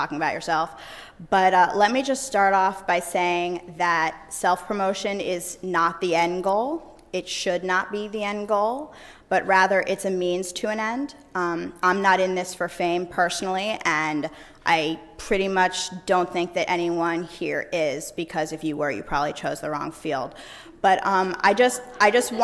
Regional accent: New York, United States; born and raised in New York. That's where I practice today

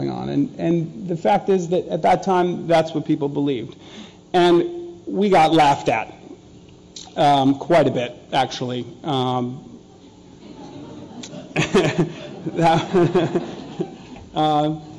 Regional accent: Minneapolis, Minnesota, United States; also born or lived in New York; now in Texas, United States; I'm from Minneapolis, so pop is what we use, but in New York they call it soda, in Texas they call it soda, that's where I'm from now

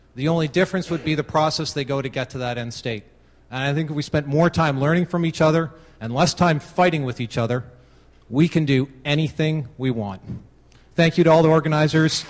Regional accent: Canada; I am Canadian

